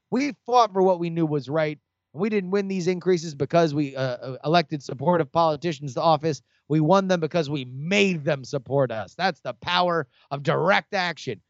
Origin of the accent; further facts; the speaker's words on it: Davie, Florida, United States; where I grew up in Davie